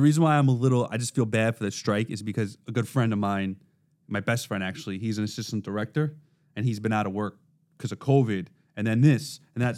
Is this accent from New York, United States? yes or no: yes; New York City, New York, United States; accent: Brooklynese; I was raised in Brooklyn, so this is how I talk